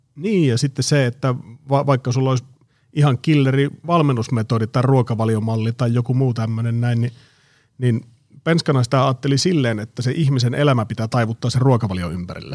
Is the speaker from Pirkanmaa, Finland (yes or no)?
no; Oulu, North Ostrobothnia, Finland; moved away as an adult; now in Espoo, Finland; mä oon kotosi Oulusta. Se oli vuosituhannen alussa, kun mä muutin, muutin Oulusta pääkaupunkiseudulle